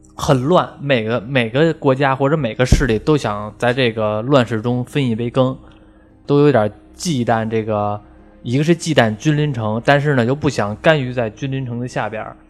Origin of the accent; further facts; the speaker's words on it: China; 我们中国人看外国人就长得还就算比较相像